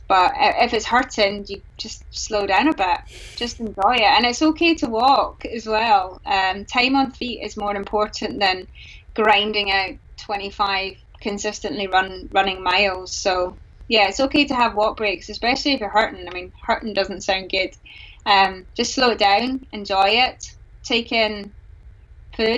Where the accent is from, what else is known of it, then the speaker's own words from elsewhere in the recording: Glasgow, Scotland, United Kingdom; I'm from Glasgow, and King of Leven's not too far